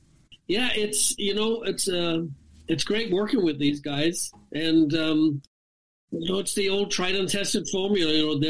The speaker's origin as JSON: {"language": "English", "country": "Ireland", "said": "I'm Irish, of course, and I put a lot of dignity and a lot of pride into what I do."}